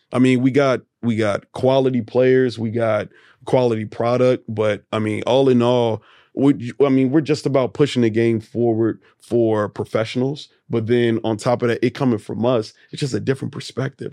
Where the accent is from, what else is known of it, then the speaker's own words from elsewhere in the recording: Atlanta, Georgia, United States; I'm from East Atlanta. Grew up in East Atlanta playing golf